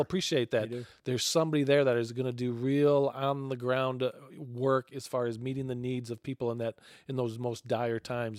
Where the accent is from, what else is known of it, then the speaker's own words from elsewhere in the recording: Michigan, United States; Growing up in Michigan